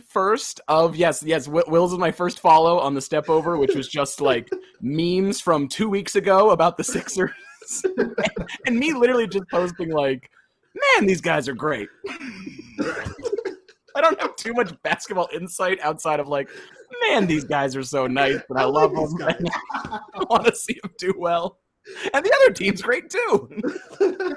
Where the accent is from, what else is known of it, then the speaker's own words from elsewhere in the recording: Lancaster, Pennsylvania, United States; I grew up in Lancaster, Pennsylvania